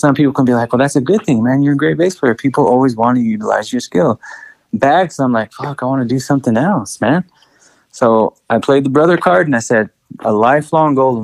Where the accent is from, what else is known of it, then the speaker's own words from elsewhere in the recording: El Paso, Texas, United States; I'm proud to be from Texas